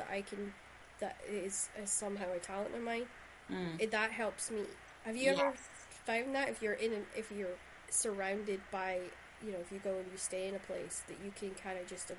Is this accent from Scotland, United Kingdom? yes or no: yes; Shetland, Scotland, United Kingdom; accent: Shetland; when I go back to Shetland, everybody teases me because I can't get my Shetland accent right at all.